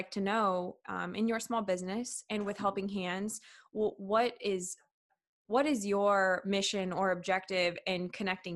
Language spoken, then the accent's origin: English; Warsaw, Indiana, United States; I was born and raised in Warsaw, Indiana